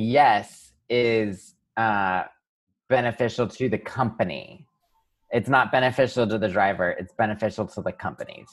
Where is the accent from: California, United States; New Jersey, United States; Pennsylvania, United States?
Pennsylvania, United States; I grew up in Pennsylvania